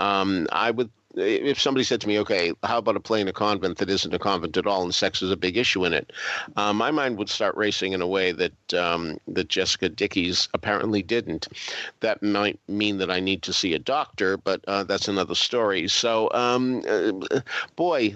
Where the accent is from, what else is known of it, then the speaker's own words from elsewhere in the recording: Boston, Massachusetts, United States; moved away; also born or lived in Baltimore; I grew up in Boston